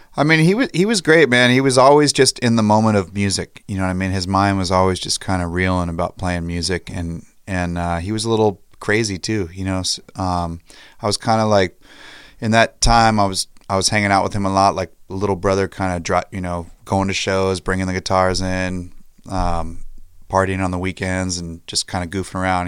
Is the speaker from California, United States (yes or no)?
yes; San Diego, California, United States; me and Kyle, we grew up in Ocean Beach since we were little kids.